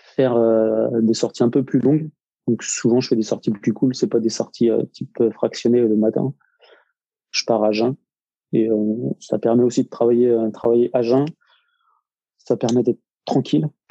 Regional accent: Nantes, Pays de la Loire, France; also born or lived in Rennes area; now in Rennes, France; à la base, je suis nantais

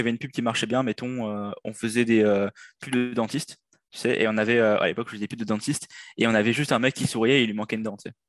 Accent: Réunion; moved away as an adult; now in Quebec, Canada; je viens de l'île de la Réunion

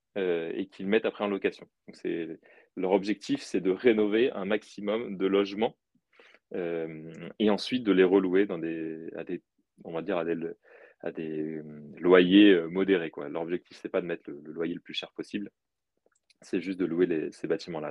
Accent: Brittany, France; je suis breton d'origine

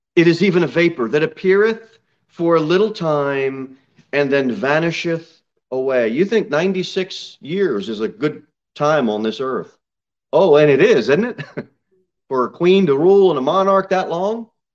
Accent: United States

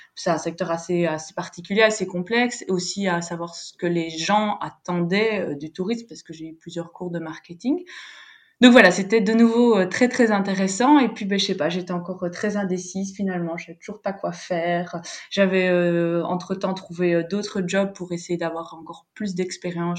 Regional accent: Belgium; moved away as an adult; now in Valencia, Spain; Je suis belge, originaire donc euh, de la partie francophone de Belgique et depuis deux ans, je suis expatriée en Espagne, à Valence.

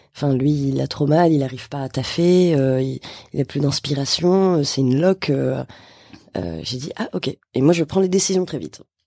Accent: Bordeaux, Nouvelle-Aquitaine, France; moved away as an adult; now in Paris, France; je viens de Bordeaux, je suis à Paris depuis maintenant 4 ans

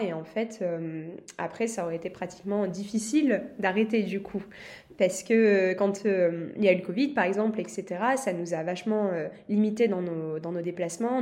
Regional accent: France; je suis française, j'adore mon pays

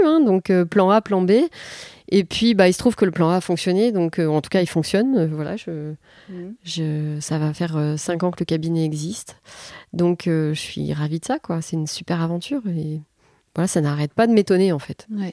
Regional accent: Les Attaques, Hauts-de-France, France; also born or lived in Calais; je suis née à Calais. J'ai grandi tout près de Calais, à Les Attaques.

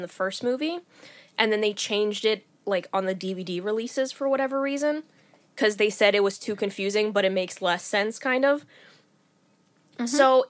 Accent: Glasgow, Scotland, United Kingdom; Oh, you know, I'm from Glasgow.

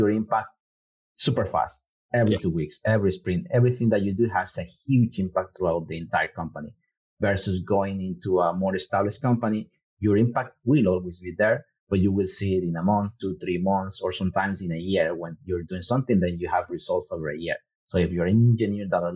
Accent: Ecuador; I am from Ecuador.

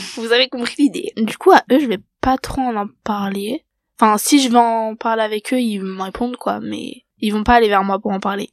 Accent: France; je suis française.

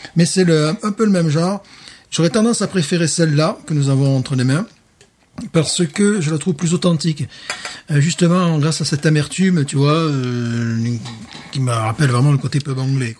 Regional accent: Alès, Occitania, France; moved away; ma ville natale, à Alès

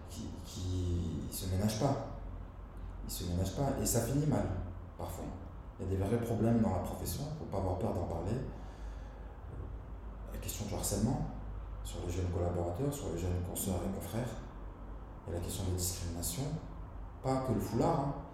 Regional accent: Lyon, Auvergne-Rhône-Alpes, France; Benzema, on est lyonnais.

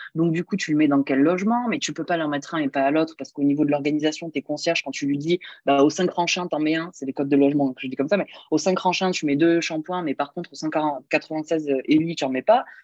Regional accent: Montpellier, Occitania, France; je suis de Montpellier, donc euh, j'ai toujours vécu là

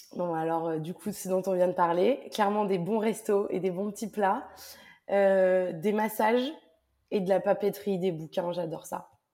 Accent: south of France, France; moved away; also born or lived in Lyon / Paris / Montreal / Glasgow; Je suis originaire du sud de la France et puis j'ai vécu euh, à Lyon, à Paris, un petit peu à Montréal et à Glasgow.

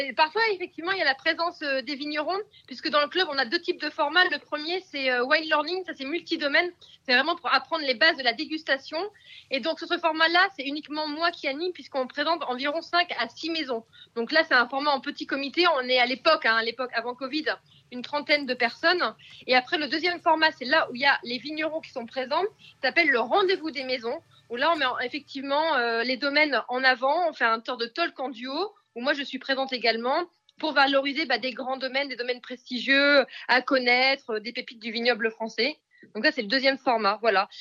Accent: Picardy, Hauts-de-France, France; je suis picarde d'origine

